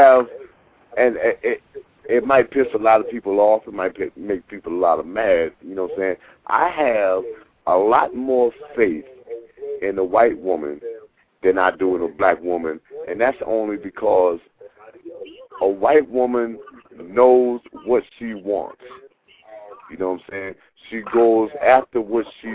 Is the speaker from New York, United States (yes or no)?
yes; New York, United States; moved away; I'm from the East Coast. I'm from New York